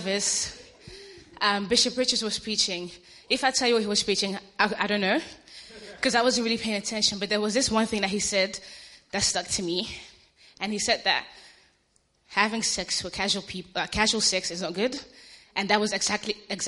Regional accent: Ghana; I'm Ghanaian, I'm African

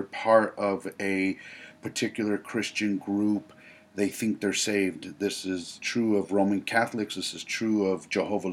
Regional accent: United States; I am an American

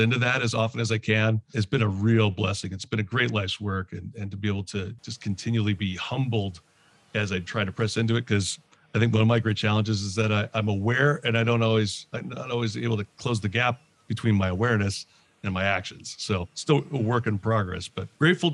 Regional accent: Canada; moved away as an adult; also born or lived in London, Ontario / New Jersey; now in Philadelphia area, United States; I'm actually originally from Canada. I live in the Philadelphia area now

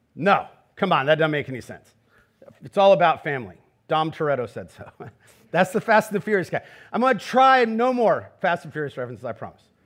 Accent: Garden Grove, California, United States; I'm from Garden Grove. I, like Jesus, was raised by a contractor

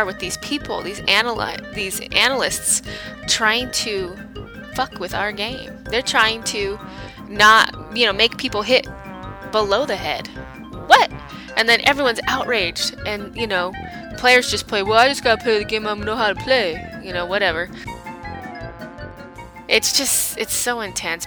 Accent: United States; I'm American

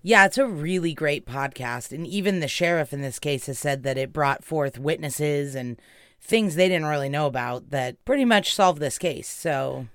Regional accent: California, United States; where we grew up in California

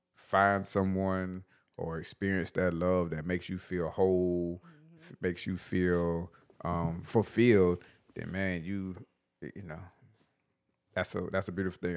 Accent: Batesburg, South Carolina, United States; I was the guy from Batesburg

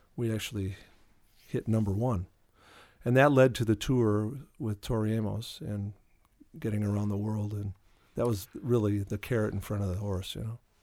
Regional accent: Milwaukee, Wisconsin, United States; moved away as an adult; also born or lived in New York City; I was born in Milwaukee and, uh, grew up here.

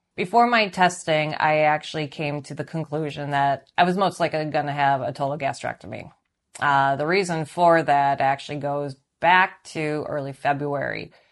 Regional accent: suburb of Milwaukee, Wisconsin, United States; also born or lived in Chicago, Illinois; I was born in Chicago, Illinois, and I am currently 37, and I live in a suburb of Milwaukee, Wisconsin. I've lived in uh, Wisconsin most of my life. I uh, my parents moved from Chicago in August of 1984

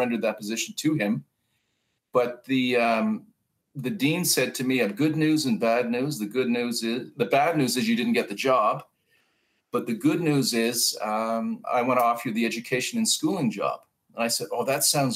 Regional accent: Brampton, Ontario, Canada; also born or lived in Toronto; I was born in Toronto, spent my formative years in Bramalea, which is about 30 minutes north of Toronto

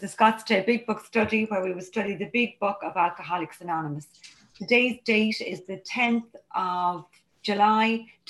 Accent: County Dublin, Leinster, Ireland; I'm a recovered compulsive overeater, and I'm from County Dublin in Ireland

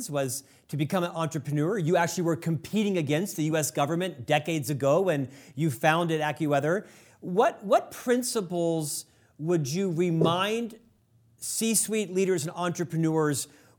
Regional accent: Orlando, Florida, United States; now in Utah, United States; I'm from Florida, Orlando

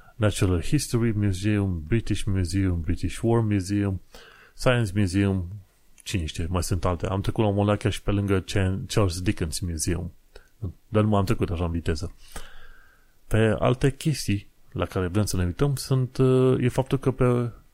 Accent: Romania; moved away as an adult; now in London, United Kingdom

